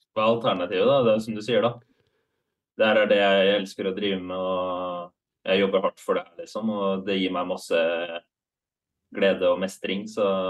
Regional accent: Halden, Østfold, Norway; hockeylaget i Halden, der jeg kommer fra

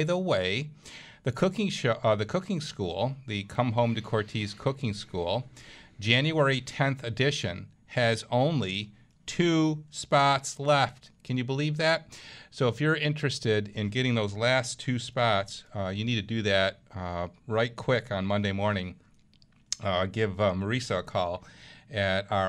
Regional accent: Williamsville, New York, United States; also born or lived in Washington; Jack and I grew up together in Williamsville school system

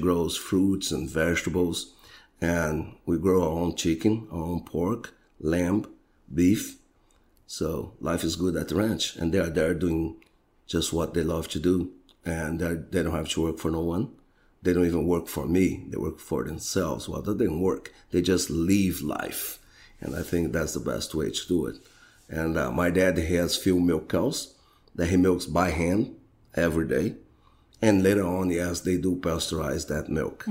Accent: Brazil; And I'm from Brazil

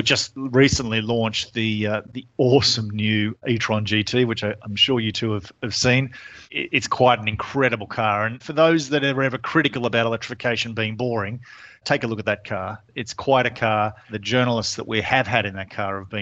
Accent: Australia; moved away; you can tell from my funny accent, I'm from Australia

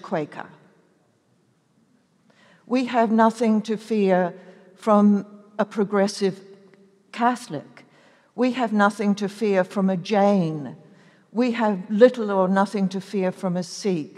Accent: New Zealand; I was born in New Zealand

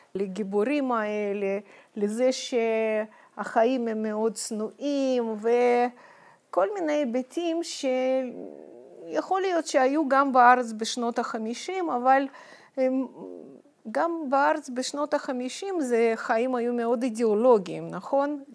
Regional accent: Moscow, Russia; Hebrew is a second language; moved away as an adult; also born or lived in Kyiv, Ukraine / Jerusalem, Israel; now in Israel; נולדתי בקייב, כי אימא שלי, אה, רצתה להוליד אותי בקרבת משפחתה, ואז אחרי שלושה חודשים, אה, חזרנו למוסקבה. ושם בעצם, אה, גרתי שלושים שנה

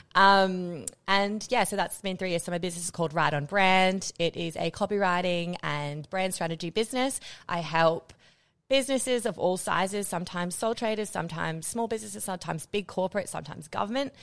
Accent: Australia; moved away as an adult; also born or lived in Netherlands; as an Australian

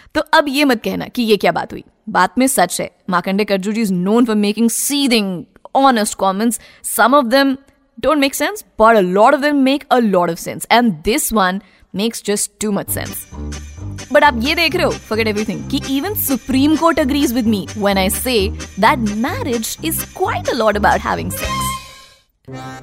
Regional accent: India; हम लोग जहाँ से हैं जिस पार्ट ऑफ द वर्ल्ड से हम लोग हैं हम हिंदुस्तानी लोगों को

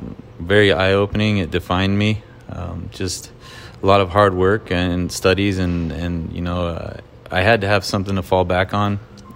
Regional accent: California, United States; growing up in California, that's what you eat.

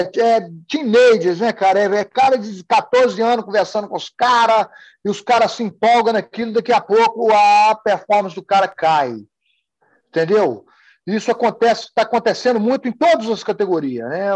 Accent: Sobrália, Minas Gerais, Brazil; moved away as an adult; now in United States; eu saí de Sobralho, eu comecei a treinar aqui. Saí de Sobralho, eu nunca tinha saído de uma cidade, nunca tinha saído de Minas Gerais

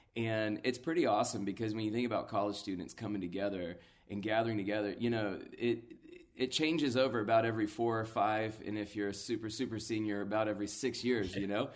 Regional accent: Atlanta, Georgia, United States; a local church, uh, built from the D N A of the Passion Movement in my hometown

